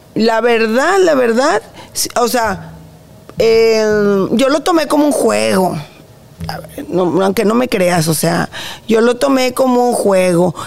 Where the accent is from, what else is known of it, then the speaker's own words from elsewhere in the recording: Monterrey, Nuevo León, Mexico; Soy, somos regios